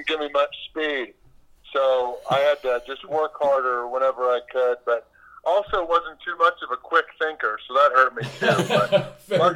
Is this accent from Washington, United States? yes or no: no; St. Louis, Missouri, United States; also born or lived in Kansas City, Missouri; While I'm from St. Louis